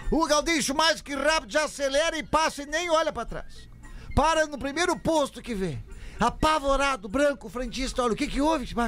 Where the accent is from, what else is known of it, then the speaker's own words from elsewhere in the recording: Rio do Sul, Santa Catarina, Brazil; sou de Rio do Sul, Santa Catarina